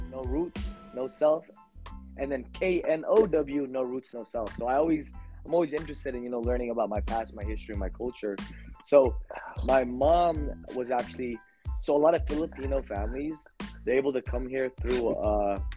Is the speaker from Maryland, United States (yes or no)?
no; San Jose, California, United States; also born or lived in Milpitas, California; I was born and raised in the 408 area. So currently, I, I reside in Milpitas, I, I moved around, around a lot between San Hill and Milpitas a lot of the time.